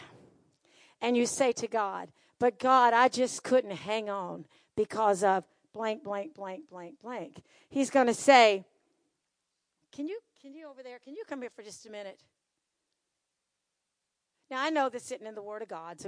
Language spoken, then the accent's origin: English; United States; I'm full-blooded American